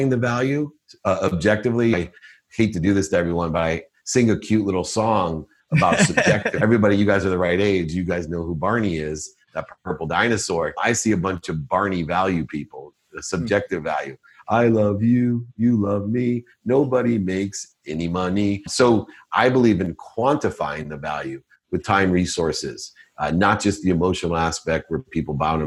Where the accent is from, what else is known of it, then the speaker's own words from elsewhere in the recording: Akron, Ohio, United States; I was born in Akron, Ohio, single mom, six kids, packed my dinner in a paper bag, turned up, filled up turnstiles at 7-Elevens with greeting cards